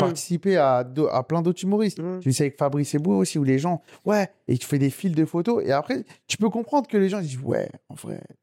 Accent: Sarcelles, Île-de-France, France; je suis originaire de Sarcelles

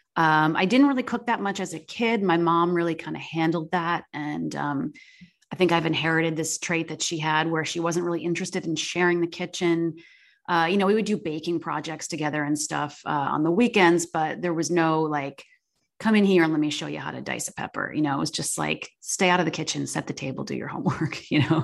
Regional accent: Chittenango, New York, United States; moved away; I grew up, um, in a small, in a village outside of Syracuse called Chittenango

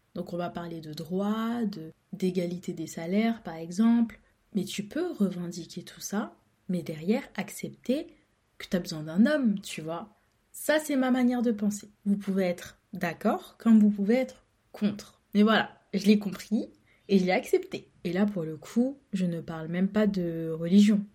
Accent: France; je suis née en France, j'ai grandi en France, j'ai tout fait en France.

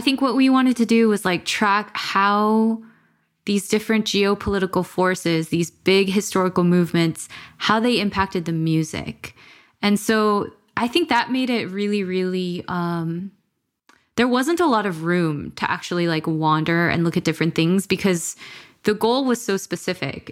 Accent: Los Angeles, California, United States; growing up in America

